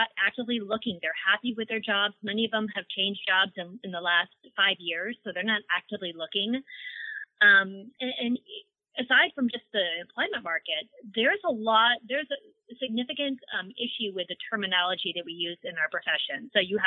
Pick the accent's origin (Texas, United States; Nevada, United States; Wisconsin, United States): Wisconsin, United States; moved away as an adult; now in Southern California, United States; I'm from Wisconsin. I'm the cold tundra myself.